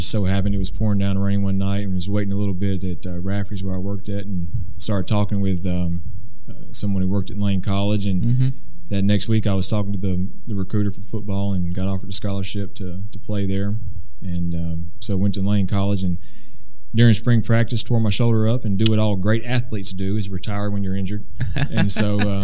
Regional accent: Jackson, Tennessee, United States; born in Jackson, grew up loving Jackson, being taught the history of Jackson as I was growing up

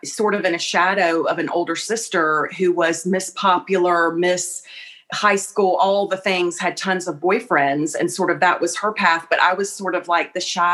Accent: Columbia, South Carolina, United States; moved away as an adult; now in Charleston, United States; I grew up in Columbia. So like an hour and a half kind of northwest of Charleston

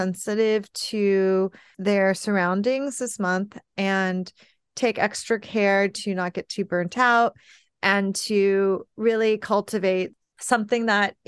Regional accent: California, United States; well, I grew up in California, so I get it. And so now I live in a colder climate

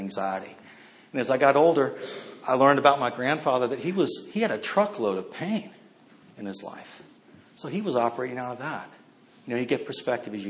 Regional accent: Northern Virginia, United States; I grew up mostly in Northern Virginia

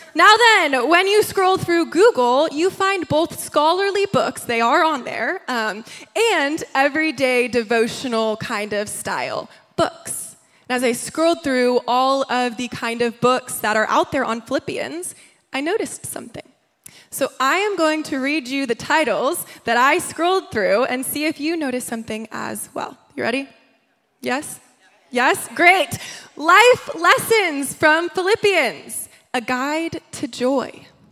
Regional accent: New York, United States; moved away as an adult; also born or lived in Nashville, Tennessee; now in Los Angeles, United States; I grew up in New York, and then I went to college in Nashville, Tennessee

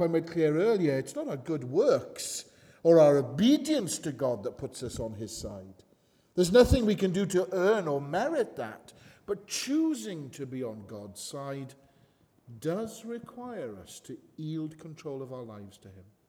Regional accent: Wales, United Kingdom; I'm a man, I'm Welsh, I'm a Baptist

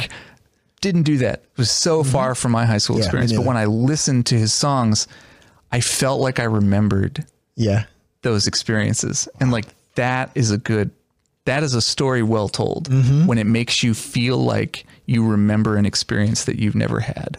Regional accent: Dayton, Ohio, United States; just being from Dayton, Ohio, you know, there isn't really a New York City right across the river.

